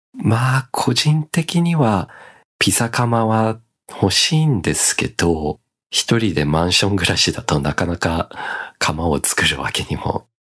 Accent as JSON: {"language": "Japanese", "country": "Australia", "tie": "born or raised there", "moved": "yes", "lives_now": "Japan", "said": "オーストラリア育ちの僕"}